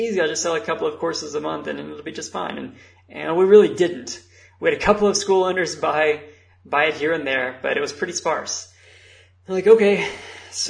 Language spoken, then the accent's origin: English; United States; I am American